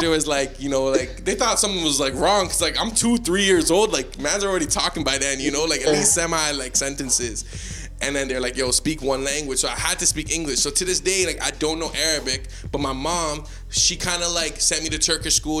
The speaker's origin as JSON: {"language": "English", "town": "Toronto", "region": "Ontario", "country": "Canada", "tie": "born or raised there", "said": "we're Canadian in the sense that we grew up in a Canadian school system. Culturally, we're from Toronto"}